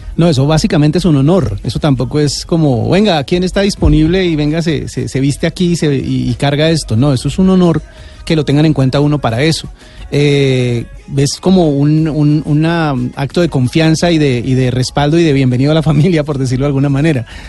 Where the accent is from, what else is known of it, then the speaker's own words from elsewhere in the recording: Bogotá, Colombia; now in Tunja, Colombia; yo soy de Bogotá